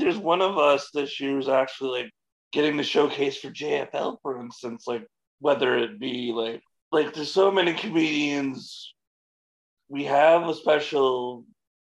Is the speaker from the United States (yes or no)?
no; London, Ontario, Canada; I'm a comic from London, Ontario